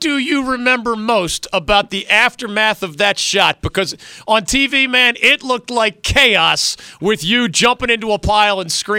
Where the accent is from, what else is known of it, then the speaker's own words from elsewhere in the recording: Philadelphia, Pennsylvania, United States; moved away; As a little guy growing up in Philly